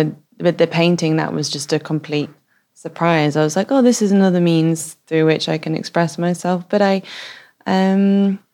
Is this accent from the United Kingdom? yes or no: yes; Manchester, North West England, United Kingdom; moved away as an adult; also born or lived in Paris / Hong Kong / London; now in Oslo, Norway; I grew up in Manchester and I have traveled all around the world. I've lived in Paris, Hong Kong, London.